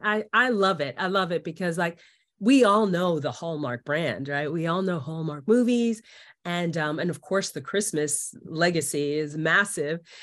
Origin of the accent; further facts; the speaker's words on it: New York City, New York, United States; moved away as an adult; now in Los Angeles, United States; because I'm from New York, I'm from Queens, New York